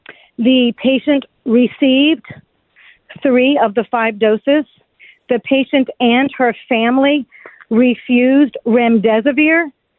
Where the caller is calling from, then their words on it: Florida, United States; I am calling from Brevard County, Florida.